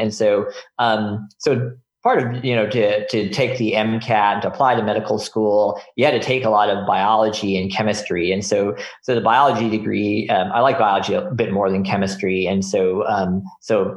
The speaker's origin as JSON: {"language": "English", "town": "Houston", "region": "Texas", "country": "United States", "tie": "born or raised there", "also_born_or_lived": "Detroit suburbs, Michigan", "moved": "yes", "said": "I basically grew up there from like kindergarten through high school"}